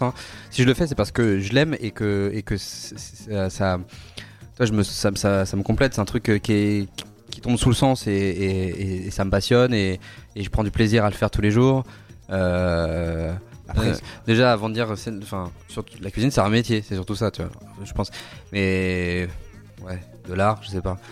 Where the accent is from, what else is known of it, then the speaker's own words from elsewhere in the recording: Brittany, France; now in Paris, France; je suis breton